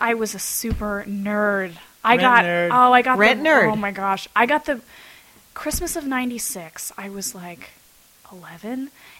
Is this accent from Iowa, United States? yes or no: yes; Iowa, United States; growing up in Iowa